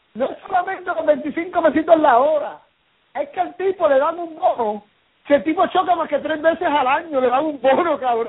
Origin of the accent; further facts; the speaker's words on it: Puerto Rico; nosotros que somos puertorriqueños sabemos